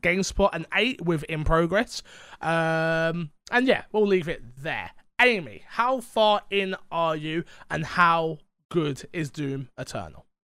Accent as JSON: {"language": "English", "region": "London", "country": "United Kingdom", "said": "I'm from London."}